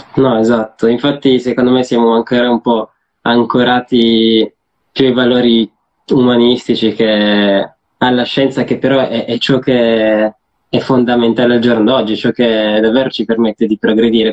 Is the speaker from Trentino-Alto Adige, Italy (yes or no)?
no; Turin, Piedmont, Italy; noi siamo di Torino